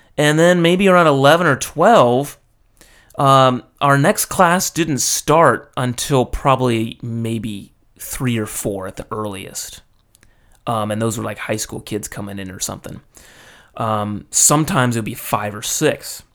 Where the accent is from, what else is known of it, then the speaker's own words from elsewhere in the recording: United States; moved away as an adult; now in Japan; being American